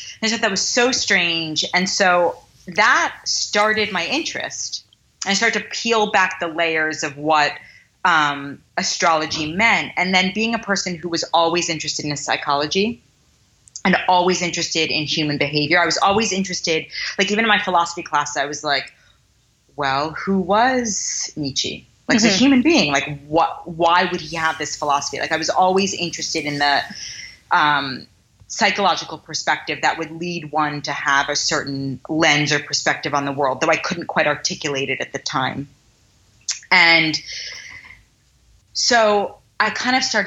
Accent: New York City, New York, United States; I grew up in Manhattan in a pretty driven atmosphere

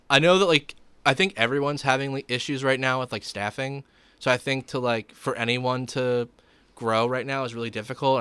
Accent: Gloucester Township, New Jersey, United States; I grew up in Gloucester Township.

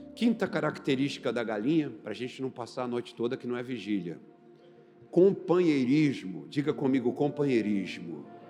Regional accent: Recife, Pernambuco, Brazil; now in Brasília, Brazil; Eu sou de Recife

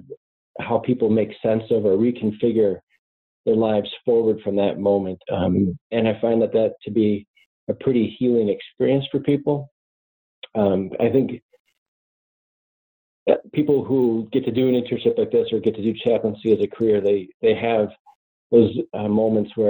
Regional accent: suburbs of Minneapolis, Minnesota, United States; I'm just a kid from the upper Midwest. I grew up in the suburbs of the Minneapolis area

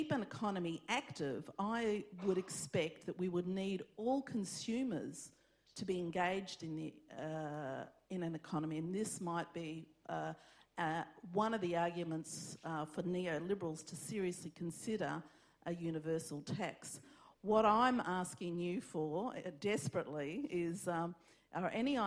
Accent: Australia; as an Australian, where I live in a country

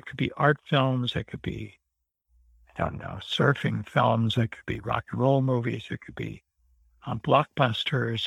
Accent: Santa Barbara, California, United States; I grew up in Santa Barbara and we went to Magic Lantern all the time

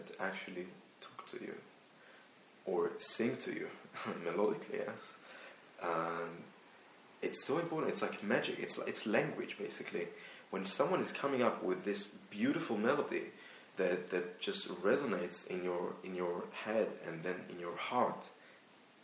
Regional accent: Israel; accent: Israeli; moved away; also born or lived in London; I'm from Israel, actually. Now I'm turning to the Israeli accent

